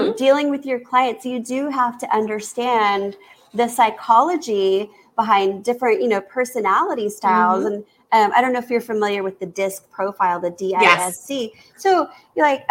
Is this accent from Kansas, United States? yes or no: yes; Kansas, United States; I've been told I have an accent. And I'm like, I'm from Kansas.